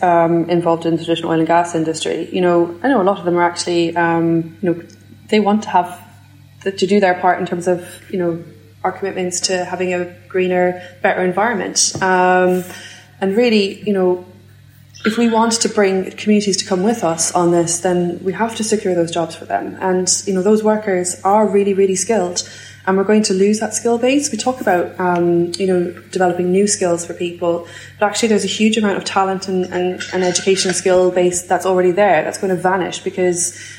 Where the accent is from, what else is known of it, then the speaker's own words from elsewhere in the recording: Scotland, United Kingdom; And BIFAB being open, because I'm from Fife, means I get to tuck my 7-year-old son into bed every night.